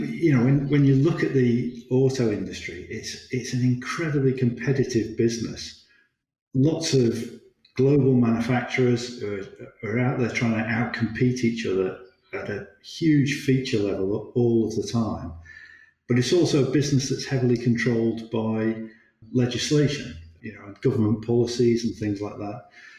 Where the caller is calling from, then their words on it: Stratford-upon-Avon, West Midlands, United Kingdom; I'm based in the Midlands, just by Stratford-on-Avon.